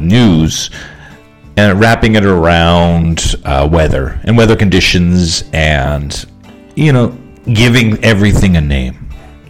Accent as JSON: {"language": "English", "country": "Canada", "said": "we're from Canada"}